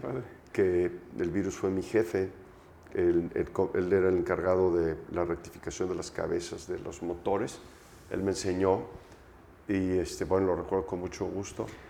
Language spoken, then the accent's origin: Spanish; Mexico; also born or lived in Aguascalientes; soy mexicano